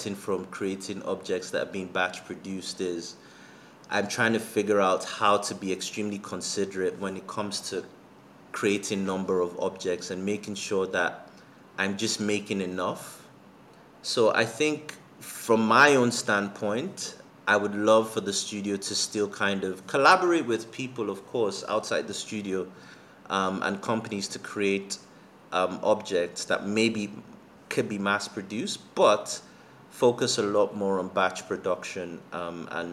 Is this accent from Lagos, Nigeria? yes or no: yes; Lagos, Nigeria; also born or lived in Zambia; growing up in Lagos and even in Zambia